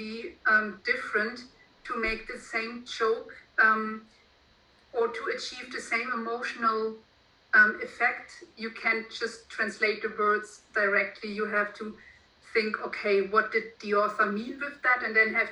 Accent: Germany; first language German; English is a second language

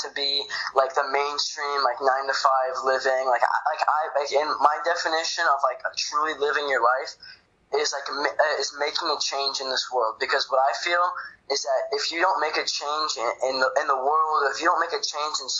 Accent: Florida, United States; I'm from Florida

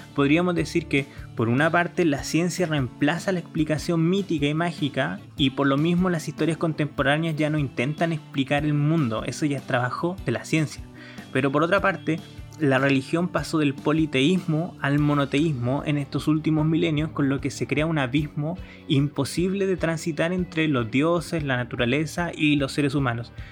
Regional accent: Chile; yo soy chileno

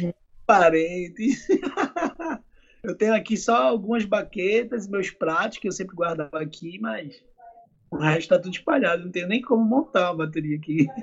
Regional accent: Pernambuco, Brazil; also born or lived in Argentina; aqui na minha terra natal

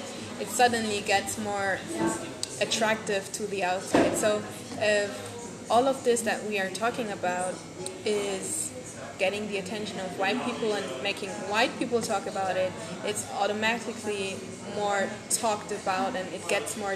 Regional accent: Bremen, Germany; a neighborhood like the one I grew up in Gröpeling, Bremen

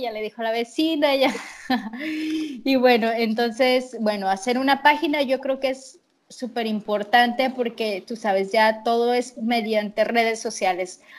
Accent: Tampico, Tamaulipas, Mexico; estaré acá en mi, ciudad que se llama Tampico

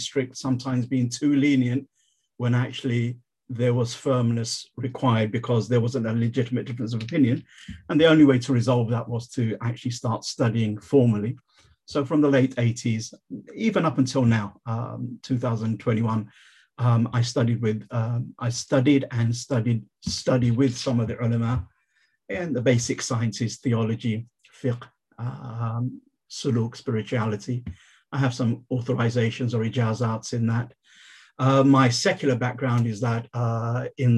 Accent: London, United Kingdom; I born and bred in London

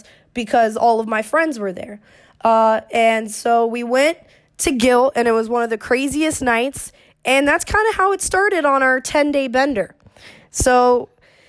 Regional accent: Orlando, Florida, United States; I was born and raised in Orlando, Florida

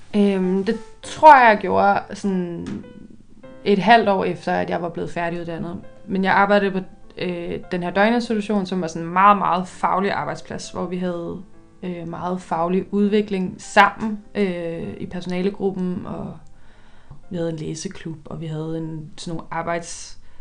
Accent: Køge, Zealand, Denmark; jeg er vokset op i Køge

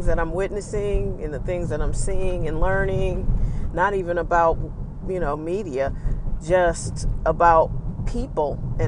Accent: St. Louis, Missouri, United States; A big part of the things that I like about myself a big part of that is because I'm from St. Louis.

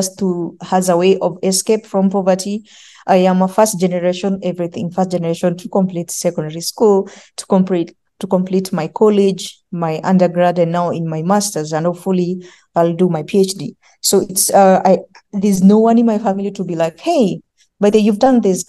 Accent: Nairobi, Kenya; I grew up in Kibera slums, and it is hard growing up in Kibera slums

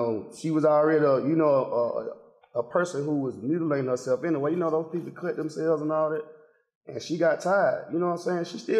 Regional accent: Decatur, Georgia, United States; and I'm from one of the roughest parts of Decatur, Glenwood. Like, straight off Columbia Drive, Glenwood, County Road

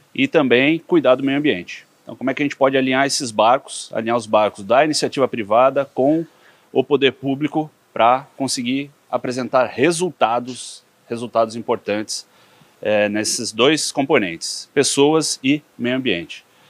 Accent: São Paulo, Brazil; also born or lived in Piracicaba; cresci em São Paulo

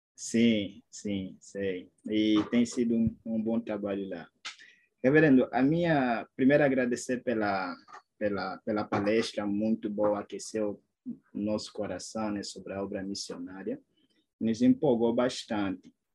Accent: Luanda, Luanda Province, Angola; moved away as an adult; now in Brazil; sou de Luanda

